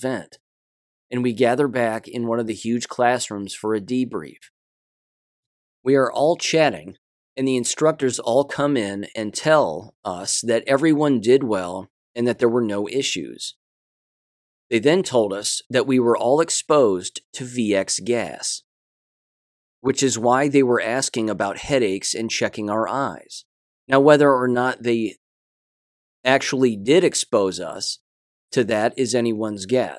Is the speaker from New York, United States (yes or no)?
no; Oklahoma City, Oklahoma, United States; I'm from Oklahoma City, the Oklahoma City area, so the bombing got brought up in one of these classes, in one of our classes.